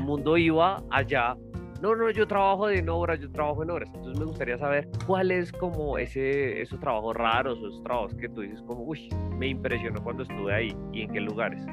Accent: Colombia; los colombianos lo hemos vivido

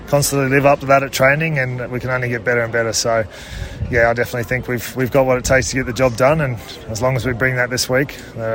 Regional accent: Queensland, Australia; It's pretty special being a Queenslander to play at the Broncos

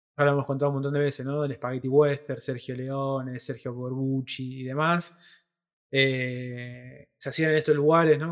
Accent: Rosario, Santa Fe, Argentina; nosotros somos de Rosario, tierra de eh, Lionel Messi

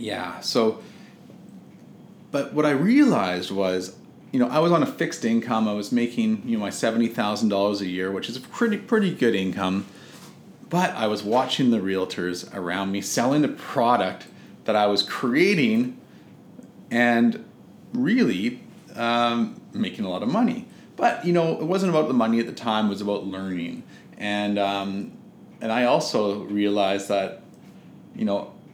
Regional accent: West Vancouver, British Columbia, Canada; also born or lived in Victoria, British Columbia; I'm from Vancouver, but I was away, you know, on Vancouver Island

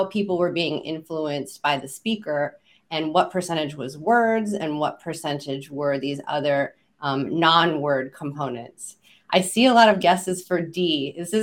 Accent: Kansas, United States; Kansas, my home state

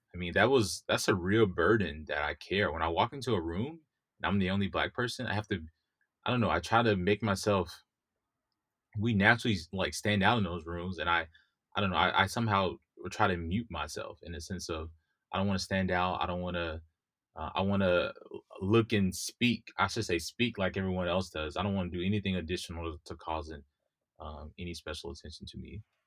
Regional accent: Mississippi, United States; also born or lived in New York; now in California, United States; I grew up in Mississippi, the Deep South

